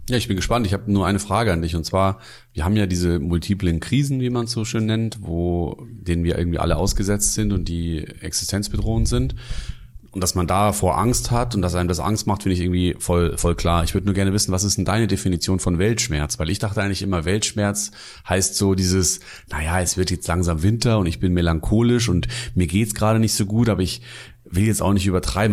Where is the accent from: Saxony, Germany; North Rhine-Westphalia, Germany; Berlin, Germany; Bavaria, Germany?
Bavaria, Germany; Munich; moved away; ich komme aus München